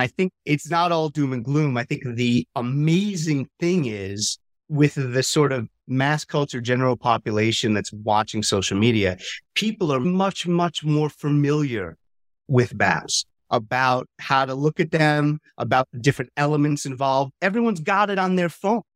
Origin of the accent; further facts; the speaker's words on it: New York, United States; moved away; also born or lived in Lille, France; I'm from New York originally